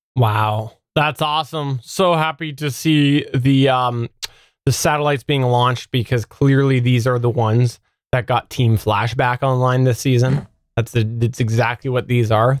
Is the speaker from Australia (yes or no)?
no; Canada; I'm Canadian